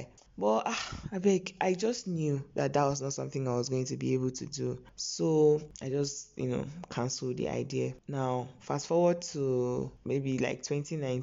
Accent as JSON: {"language": "English", "town": "Okija", "region": "Anambra", "country": "Nigeria", "said": "I'm from Anambra State, Okija to be precise, Okija Kwenu."}